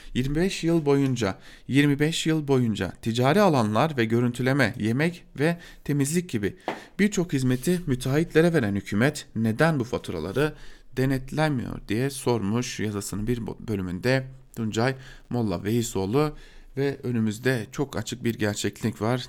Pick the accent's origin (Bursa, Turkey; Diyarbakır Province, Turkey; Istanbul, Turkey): Diyarbakır Province, Turkey; Diyarbakır; ben bir Diyarbakırlı olarak